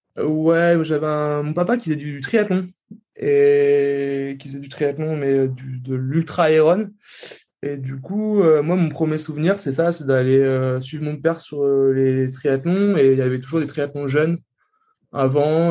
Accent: Tours, Centre-Val de Loire, France; moi, je viens de Tours.

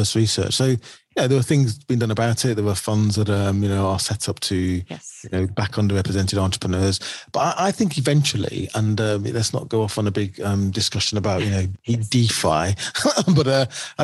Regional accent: the north of England, United Kingdom; when I came out of my school in the north of England

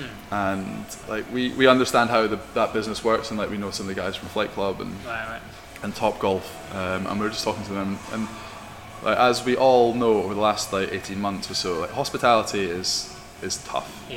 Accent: Scotland, United Kingdom; I'm Scottish

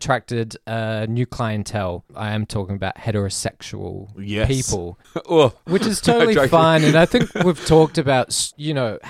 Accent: Adelaide, South Australia, Australia; No, I'm from Adelaide.

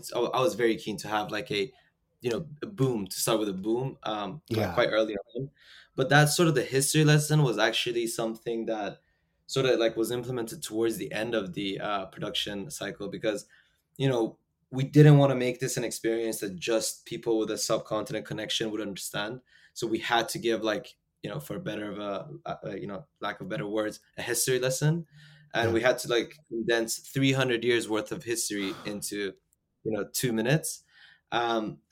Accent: United Kingdom; also born or lived in Iran; I'm Iranian British

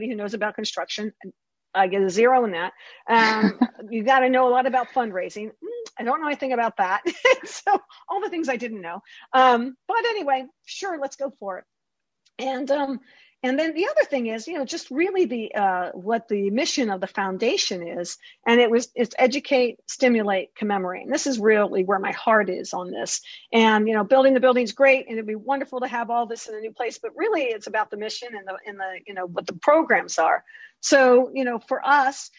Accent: Baltimore, Maryland, United States; I'm from Baltimore.

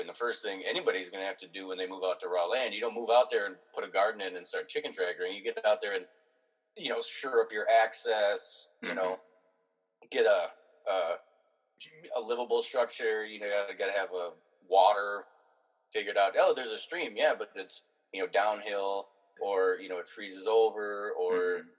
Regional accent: Minneapolis, Minnesota, United States; also born or lived in Andover, Minnesota; I was born in Minneapolis, and then we lived for a few years out in in uh, Andover, which is north of the city by about thirty minutes

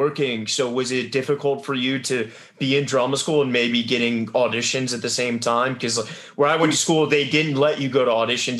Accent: England, United Kingdom; You know, obviously growing up in England, you know, there, I think, the drama school, you know, it's so rooted in Elizabethan roots.

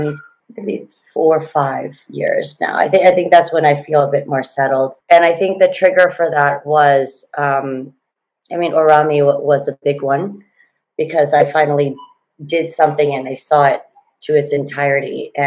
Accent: Thailand; also born or lived in Oregon, United States / Fremont, California, United States; Long story is I was born in Oregon, moved down to Fremont, California, Silicon Valley, when I was two. Obviously not by choice. My dad was an industrial engineer, was there till I was 12. Dad got called back to politics, came back to Thailand, and then basically grew up here.

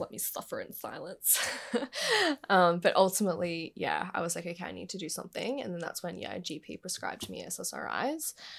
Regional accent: Gold Coast, Queensland, Australia; I was born and raised on the Gold Coast

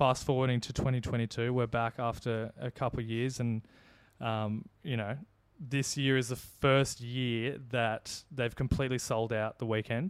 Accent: Australia; as an Australian Formula One fan

